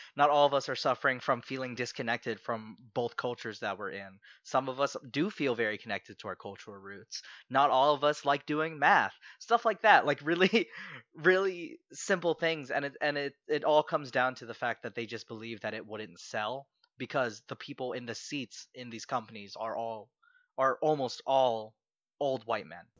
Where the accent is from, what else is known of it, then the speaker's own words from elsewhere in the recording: Southern Maryland, United States; also born or lived in Philippines; I grew up, I grew up in Southern Maryland